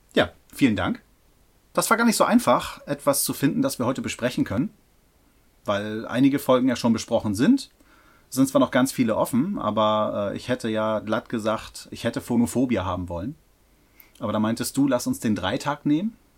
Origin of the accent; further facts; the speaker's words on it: Hamburg, Germany; Als Hamburger hätte mir sowas nicht passieren dürfen